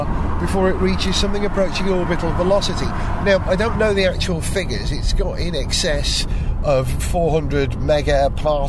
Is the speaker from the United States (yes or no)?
no; Holywell, Wales, United Kingdom; moved away; Holywell, my hometown